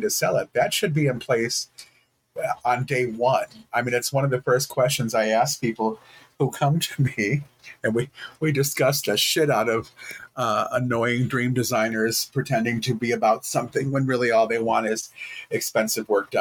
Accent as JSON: {"language": "English", "town": "Detroit", "region": "Michigan", "country": "United States", "tie": "born or raised there", "also_born_or_lived": "Texas", "moved": "as an adult", "lives_now": "Michigan, United States", "said": "I grew up in Detroit and I am a dude with beige skin"}